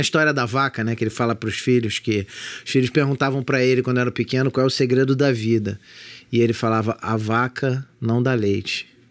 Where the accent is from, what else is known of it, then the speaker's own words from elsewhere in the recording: Magé, Rio de Janeiro, Brazil; de onde eu morava, que é perto do centro de Magé